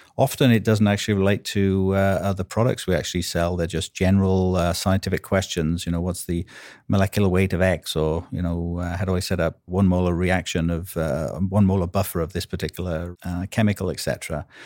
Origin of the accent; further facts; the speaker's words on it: Wales, United Kingdom; accent: Welsh; now in United States; I'm Welsh, as you can probably, uh, may be able to tell from my accent